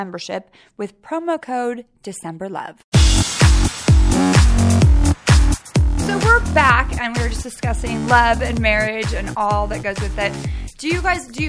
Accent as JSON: {"language": "English", "town": "Sacramento", "region": "California", "country": "United States", "tie": "born or raised there", "also_born_or_lived": "San Francisco", "said": "I grew up in Sacramento, but then I lived in San Francisco for a really long time"}